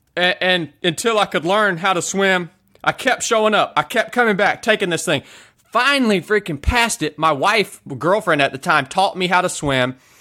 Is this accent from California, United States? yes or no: no; North Georgia, United States; I showed back up to my hometown here in North Georgia